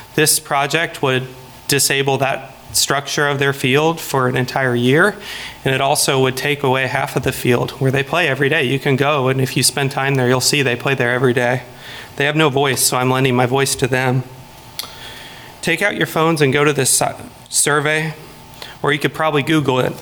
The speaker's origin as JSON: {"language": "English", "town": "Lawrence", "region": "Kansas", "country": "United States", "said": "I am from Lawrence originally"}